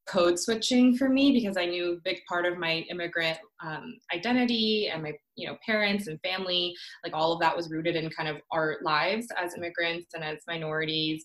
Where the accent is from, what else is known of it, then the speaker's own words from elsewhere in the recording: Orlando, Florida, United States; English is a second language; also born or lived in Korea / Ocala, Florida; now in Atlanta, United States; I immigrated here when I was 7. I was born in Korea, finished up to first grade there. And we moved to Florida